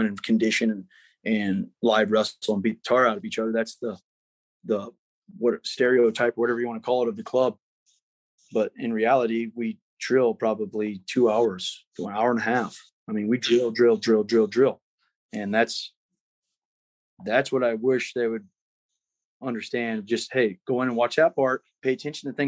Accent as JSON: {"language": "English", "town": "Centerville", "country": "United States", "said": "I'm from Centerville, so call me redneck if you want"}